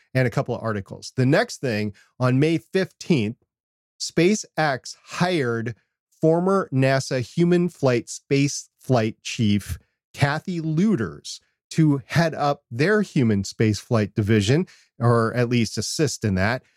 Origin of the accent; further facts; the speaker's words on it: Minnesota, United States; I'm from Minnesota